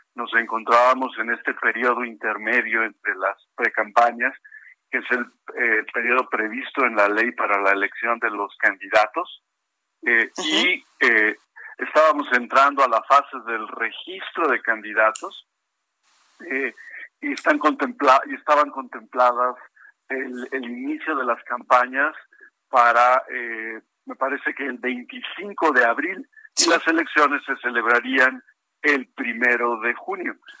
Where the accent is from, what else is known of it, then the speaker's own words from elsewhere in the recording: Mexico; nosotros como mexicanos